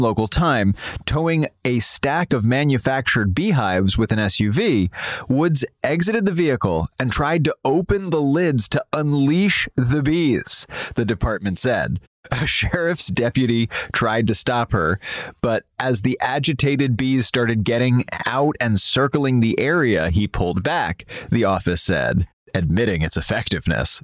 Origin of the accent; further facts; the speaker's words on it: New York City, New York, United States; growing up in Manhattan